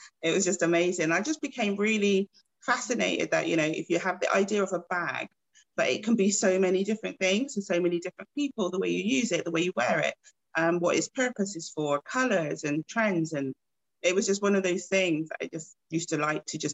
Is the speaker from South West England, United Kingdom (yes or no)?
yes; Bristol, South West England, United Kingdom; moved away as an adult; also born or lived in Gloucester / Birmingham / London; So I'm originally from Bristol, and I'd gone from Bristol to Gloucester, to Birmingham, to London